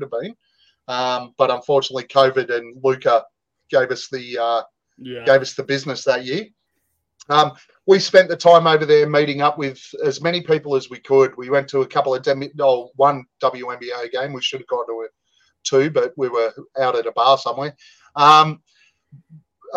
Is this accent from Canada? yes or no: no; Australia; we're Australian.